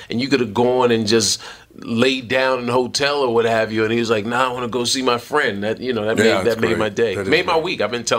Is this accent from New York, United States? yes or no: yes; New York City, New York, United States; New York. New York City.